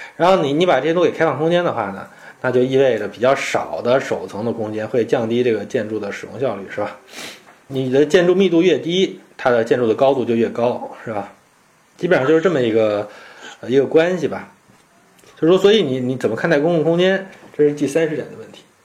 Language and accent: Chinese; China; 但是我们中国人是不是活得世界最好